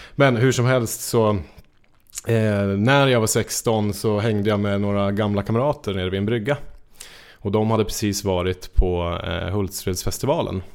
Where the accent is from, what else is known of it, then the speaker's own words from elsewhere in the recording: Njutånger, Gävleborg County, Sweden; jag är från Njutånger i Hälsingland